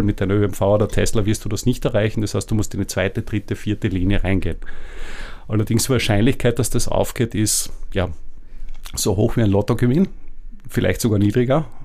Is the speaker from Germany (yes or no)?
no; Austria; als Österreicher